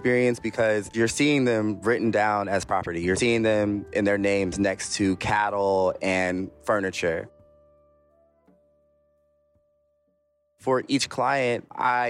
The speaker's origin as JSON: {"language": "English", "area": "Bay Area", "region": "California", "country": "United States", "tie": "born or raised there", "also_born_or_lived": "Alabama / Sacramento, California", "said": "I was raised here in the Bay Area, and when youth in my family hit like double digits and start kind of getting smart mouths, we get sent to Alabama"}